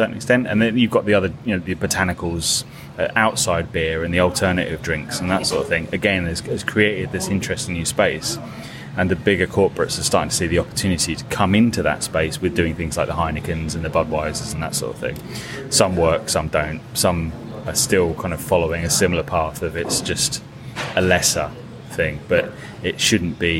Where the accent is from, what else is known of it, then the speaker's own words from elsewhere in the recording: Ipswich, East of England, United Kingdom; Where I'm from in East Anglia, which is kind of, I'm from Ipswich